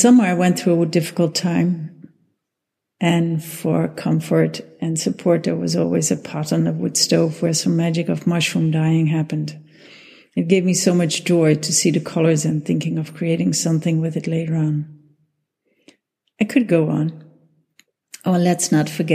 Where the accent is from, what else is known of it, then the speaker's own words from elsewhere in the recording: Netherlands; I'm from the Netherlands.